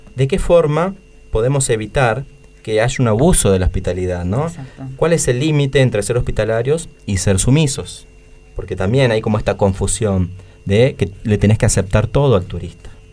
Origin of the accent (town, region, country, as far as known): Argentina